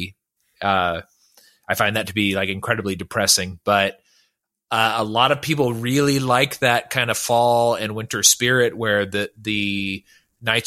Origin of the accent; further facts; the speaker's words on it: Northern California, United States; I was born in California, Southern California, and then was transferred up to Northern California when I was an infant